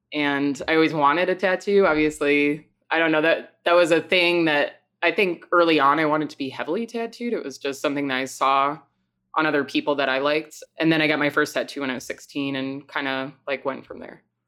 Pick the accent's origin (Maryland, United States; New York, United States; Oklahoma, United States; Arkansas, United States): New York, United States; Long Island; moved away as an adult; also born or lived in Rochester, New York; now in Chicago, United States; I was born in Long Island